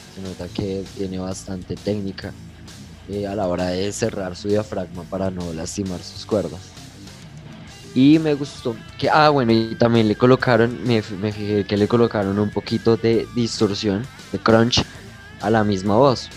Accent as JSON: {"language": "Spanish", "region": "Bogotá", "country": "Colombia", "said": "tengo 19 años, vengo de la ciudad de Bogotá"}